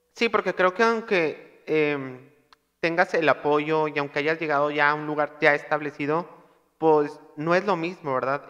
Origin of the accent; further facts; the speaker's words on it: Monterrey, Nuevo León, Mexico; accent: regio; yo soy regio